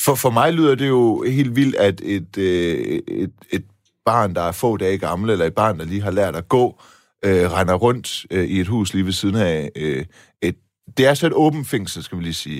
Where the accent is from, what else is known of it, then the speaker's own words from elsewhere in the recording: Silkeborg, Central Denmark Region, Denmark; jeg voksede op på Balle Kirkevej uden for Silkeborg